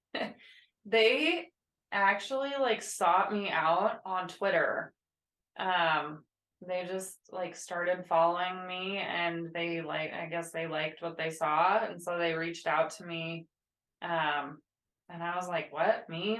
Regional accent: Midwest, United States; I grew up in the Midwest

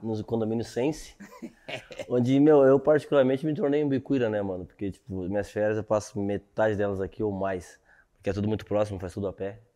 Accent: Sapucaia do Sul, Rio Grande do Sul, Brazil; moved away as an adult; also born or lived in Esteio; eu sou de Sapucaí do Sul, né? Então, tipo assim, nasci e fiquei ali até uns 10 anos

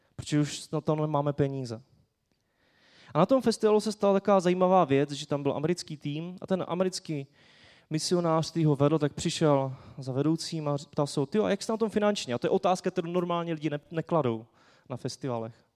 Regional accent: Czechia; jako Češi

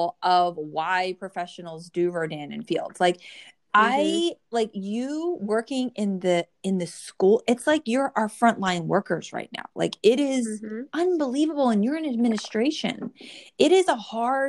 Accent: New Jersey, United States; born or raised there

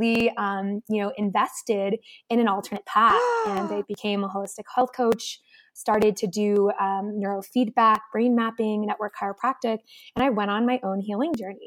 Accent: Connecticut, United States; I grew up in Connecticut, oldest of five

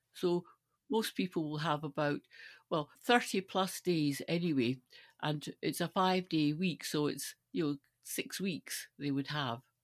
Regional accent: Stirling, Scotland, United Kingdom; I grew up in Stirling

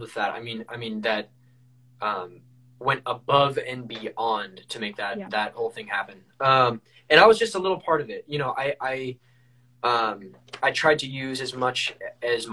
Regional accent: California, United States; I'm from California

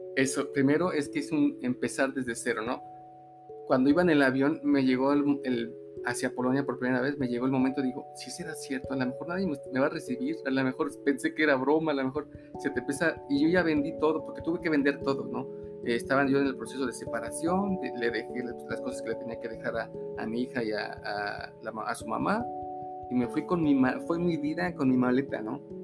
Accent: Mexico City, Mexico; moved away as an adult; now in Aguascalientes, Mexico; soy hidrochilango. Eh, me vine sin ninguna razón de la Ciudad de México

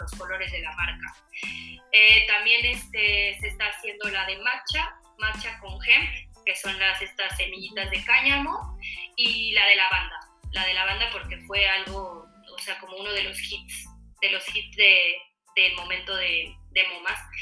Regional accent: Mexico; esta tradición que tenemos como mexicanos con la panadería

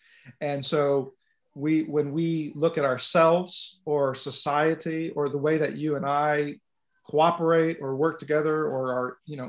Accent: California, United States; moved away; I'm originally from the West Coast, so California.

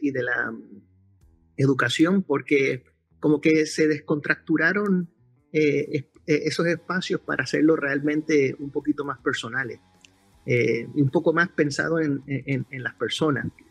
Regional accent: Puerto Rico; soy de Puerto Rico

